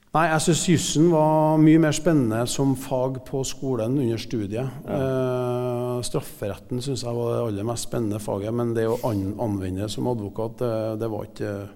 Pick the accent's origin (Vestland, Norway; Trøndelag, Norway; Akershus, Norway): Trøndelag, Norway; Klæbu; also born or lived in United States; now in Trondheim, Norway; jeg vokste opp i Klæbu eh, mesteparten av tida.